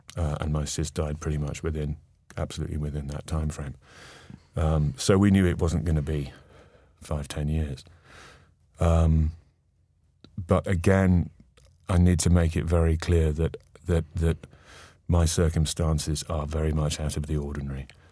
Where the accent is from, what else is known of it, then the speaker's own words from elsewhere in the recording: North East England, United Kingdom; moved away; both born and brought up in the Northeast